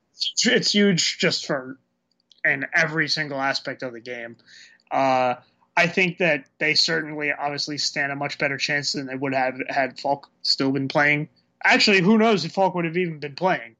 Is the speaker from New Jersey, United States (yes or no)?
yes; New Jersey, United States; I'm from New Jersey and I'm Irish